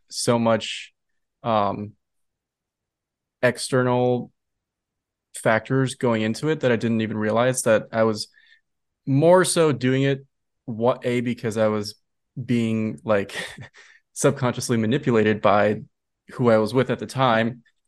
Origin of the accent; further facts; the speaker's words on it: Minnesota, United States; moved away as an adult; now in New York City, United States; where I grew up in Minnesota